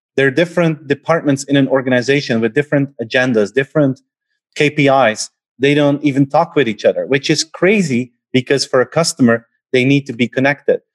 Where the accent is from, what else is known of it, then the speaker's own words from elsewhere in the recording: Belgium; I'm from Belgium